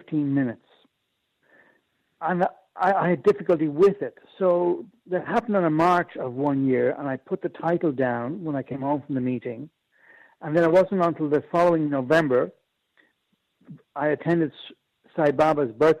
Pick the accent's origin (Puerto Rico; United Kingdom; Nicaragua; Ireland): Ireland; moved away; also born or lived in Japan; I'm Irish.